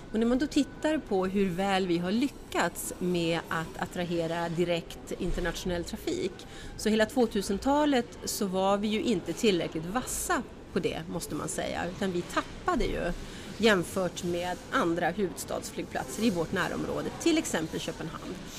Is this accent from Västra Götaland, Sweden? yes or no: no; Norrbotten County, Sweden; Jag är själv från Norrbotten